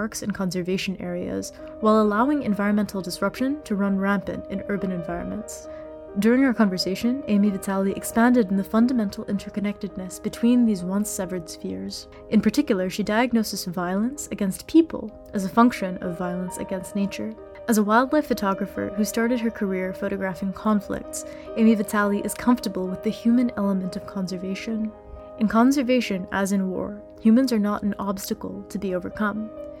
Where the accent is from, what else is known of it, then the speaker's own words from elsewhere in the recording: India; English is a second language; As a small child in one of the largest cities on the Indian subcontinent